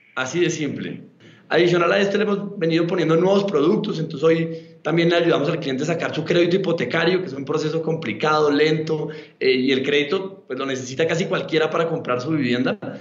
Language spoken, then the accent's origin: Spanish; Bogotá, Colombia; yo soy colombiano de Bogotá